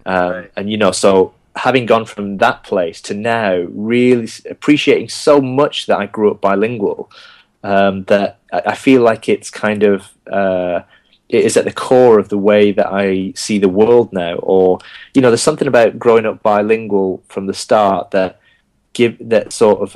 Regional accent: Bolton, North West England, United Kingdom; accent: Bolton; first language Gujarati; English is a second language; now in London, United Kingdom; I was born in Bolton, and so my, my, you know my first language was uh, the Indian language of Gujarati

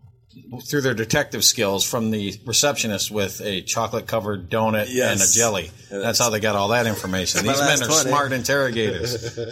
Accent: United States; I'm from America.

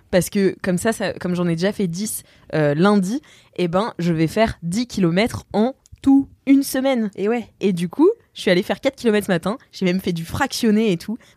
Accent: Corsica, France; Donc, euh, comme on dit chez nous en Corse

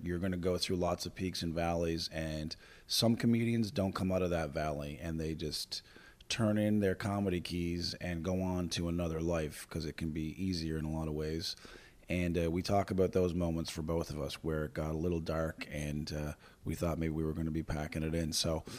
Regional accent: Fort McMurray, Alberta, Canada; my hometown, Fort McMurray, Alberta.

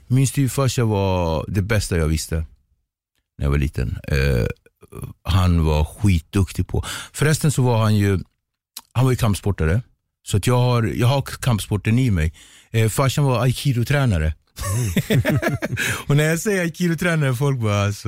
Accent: Nacka, Stockholm County, Sweden; also born or lived in Cape Verde; jag är uppväxt i Ektorp

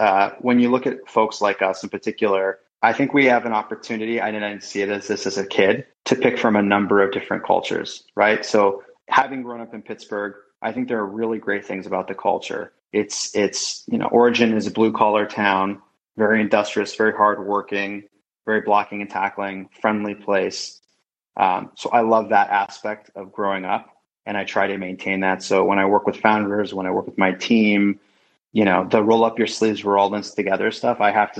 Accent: London, United Kingdom; born there; I was born in London.

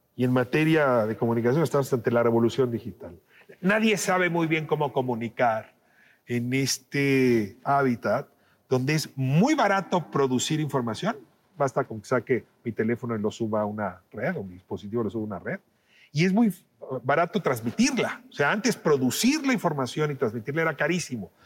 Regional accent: Mexico; 8 de cada 10 mexicanas y mexicanos queríamos

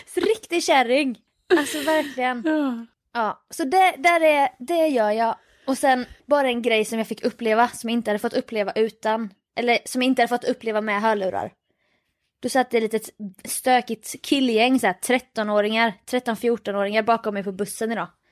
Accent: Jönköping, Jönköping County, Sweden; nej Jönköping

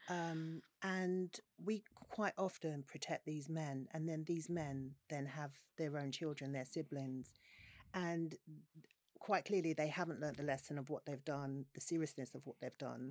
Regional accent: London, United Kingdom; I grew up in South London, Peckham, in the days where Peckham wasn't trendy like it is now.

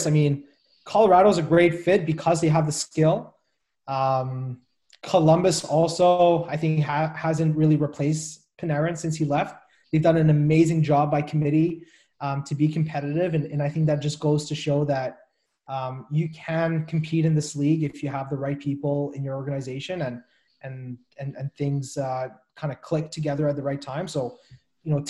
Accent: Montreal, Quebec, Canada; Growing up in Montreal

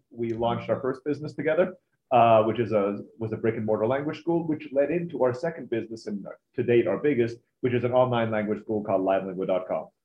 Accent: Turkey; also born or lived in Philippines; I was born in the Philippines, grew up in Turkey.

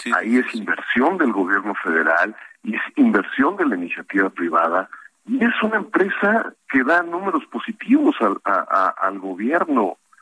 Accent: Mexico; nosotros como mexicanos

